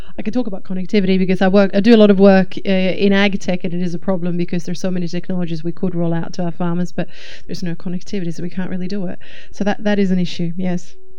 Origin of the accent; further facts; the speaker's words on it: Sweden; now in Australia; Sweden, which is my my home country